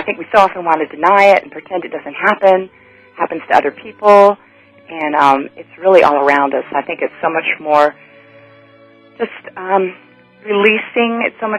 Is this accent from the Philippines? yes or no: no; Japan; now in United States; North Carolina, which I've grown to call home, even though I grew up overseas in Japan.